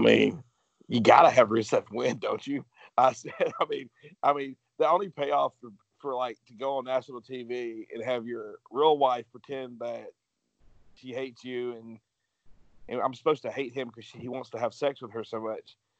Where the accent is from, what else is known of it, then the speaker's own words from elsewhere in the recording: Georgia, United States; I'm from Georgia